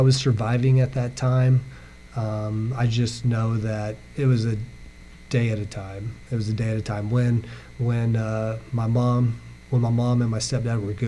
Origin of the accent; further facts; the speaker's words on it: Aurora, United States; I grew up, I'm from Aurora, so I graduated from Aurora High School